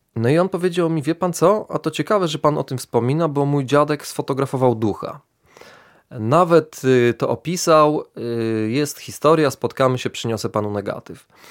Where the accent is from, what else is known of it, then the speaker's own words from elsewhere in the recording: Lublin, Lublin Voivodeship, Poland; jestem y, człowiekiem urodzonym w Lublinie, jestem lublinianinem